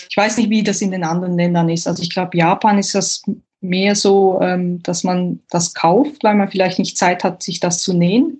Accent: Switzerland; bei uns in der Schweiz

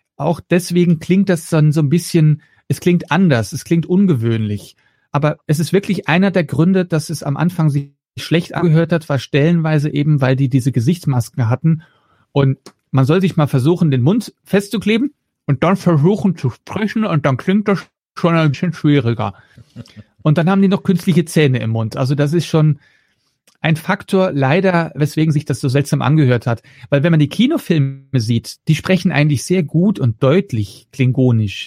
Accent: Flanders, Belgium; first language Dutch; German is a second language; now in Germany; Das ist meine Muttersprache, das ist Niederländisch. Ja, ich bin ja kein gebürtiger Deutscher, sondern Belgier, also Flämisch spreche ich

